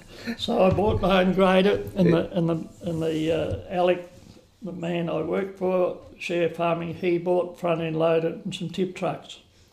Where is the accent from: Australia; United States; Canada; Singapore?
Australia; Melton, Victoria; moved away as an adult; now in Lismore, Australia; I was born in Melton, which is Western Highway. We were approximately 50 k's from Melbourne on the Ballarat and Mullet. Melton was a little village very similar to Lismore, 300 or 400 people.